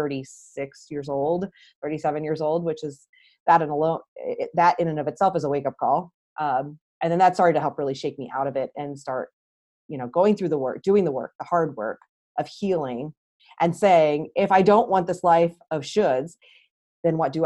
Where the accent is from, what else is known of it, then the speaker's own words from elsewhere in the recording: St. Louis, Missouri, United States; moved away as an adult; back to where I grew up here in St. Louis